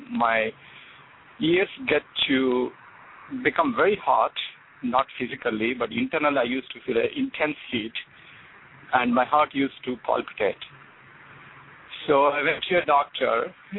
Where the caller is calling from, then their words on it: New York, United States; from New York.